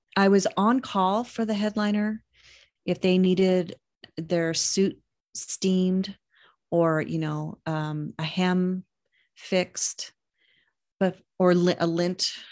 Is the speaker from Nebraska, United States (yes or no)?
no; Reno, Nevada, United States; also born or lived in Sparks, Nevada; growing up in Reno